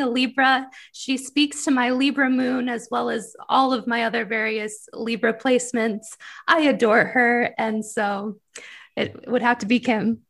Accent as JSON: {"language": "English", "region": "Michigan", "country": "United States", "moved": "yes", "said": "I'm from Michigan originally"}